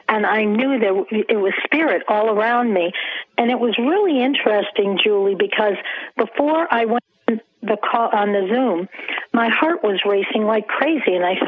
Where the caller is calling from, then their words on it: Springfield, Massachusetts, United States; I'm calling from Springfield, Massachusetts.